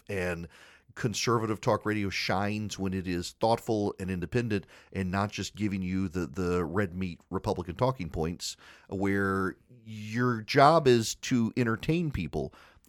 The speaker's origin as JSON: {"language": "English", "region": "Dubai", "country": "United Arab Emirates", "tie": "born or raised there", "said": "It's what I grew up with in Dubai."}